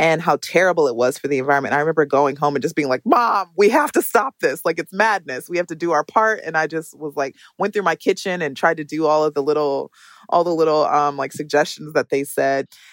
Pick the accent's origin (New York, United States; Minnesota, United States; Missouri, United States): Minnesota, United States; Minneapolis; I grew up in Minneapolis, Minnesota